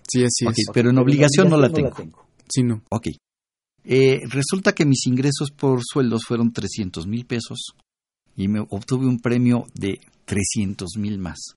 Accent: Mexico; Pero soy mexicano.

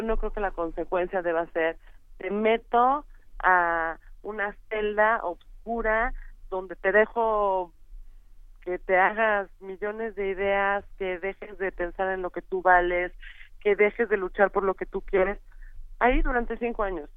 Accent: Mexico; como mexicanos

